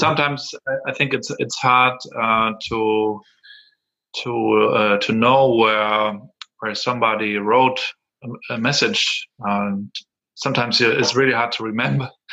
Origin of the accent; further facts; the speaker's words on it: Rostock, Mecklenburg-Vorpommern, Germany; English is a second language; I'm from Rostock here. Um, was raised here uh, at the Baltic Sea.